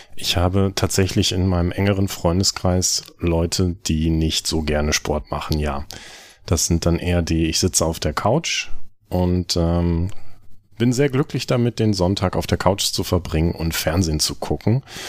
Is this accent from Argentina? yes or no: no; North Rhine-Westphalia, Germany; in der Region, wo ich aufgewachsen bin, in, in Ostwestfalen